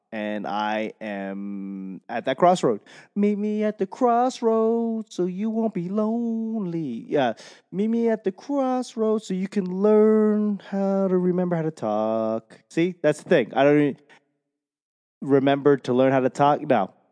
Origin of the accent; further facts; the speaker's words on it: Boston, Massachusetts, United States; accent: Boston; my Boston accent